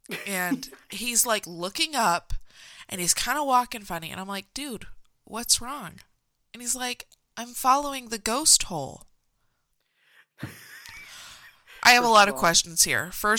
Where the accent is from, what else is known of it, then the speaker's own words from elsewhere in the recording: Simi Valley, California, United States; That's very scary, which apparently there's a lot of stuff filmed in my hometown.